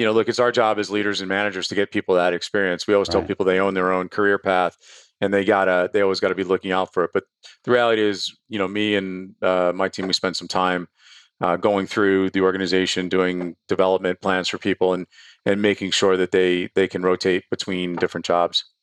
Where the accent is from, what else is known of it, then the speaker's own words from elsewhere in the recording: Bronx, New York, United States; where I started, which is I'm from the Bronx.